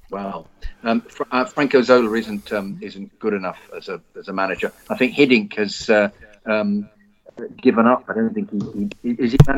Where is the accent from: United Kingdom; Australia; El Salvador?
Australia; As an Australian, there's one rank outsider I can't help thinking of, though sadly I doubt it will come to pass.